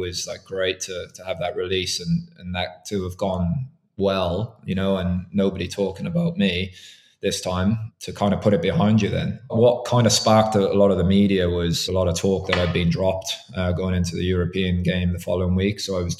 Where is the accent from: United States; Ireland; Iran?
Ireland; as Irish officials, we do the English French games for neutrality purposes.